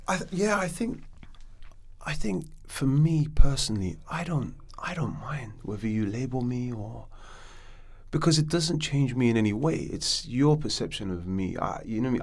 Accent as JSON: {"language": "English", "country": "Morocco", "tie": "born or raised there", "moved": "yes", "lives_now": "London, United Kingdom", "said": "I was born in London, and then my dad shipped me out to Morocco"}